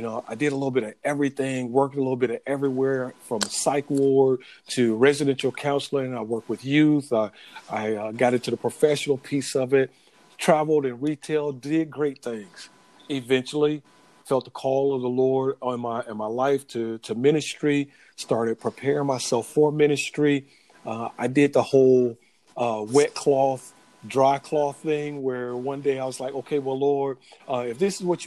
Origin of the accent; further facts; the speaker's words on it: Florida, United States; grew up in Florida, born and raised in Florida, moved around a little bit when I was growing up